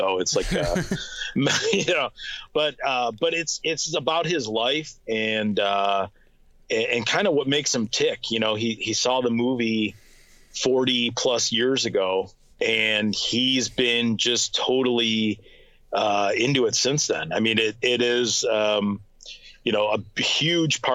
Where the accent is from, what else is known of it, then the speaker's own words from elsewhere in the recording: Detroit, Michigan, United States; I'm from Detroit